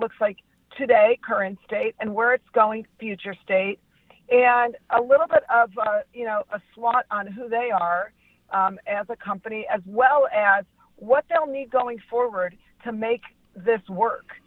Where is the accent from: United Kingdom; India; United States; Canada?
United States; Los Angeles, California; I'm from Los Angeles